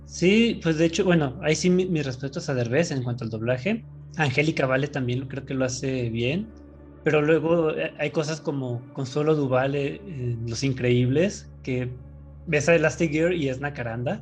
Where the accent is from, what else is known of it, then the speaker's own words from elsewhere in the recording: Mexico; uno como mexicano viviendo en México